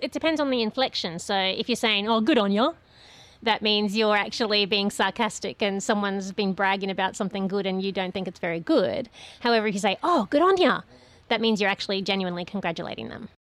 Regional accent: Queensland, Australia; also born or lived in New South Wales; I've lived most of my life in Queensland and some of it in New South Wales.

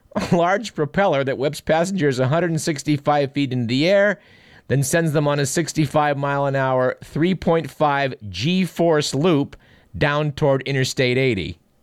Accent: Fremont, California, United States; in my hometown, which is Fremont, California, about a hundred miles from this radio station

